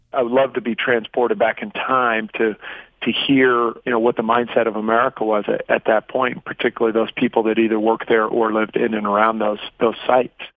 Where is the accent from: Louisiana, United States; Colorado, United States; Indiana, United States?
Indiana, United States; Gary; I grew up in the 50s in Gary, Indiana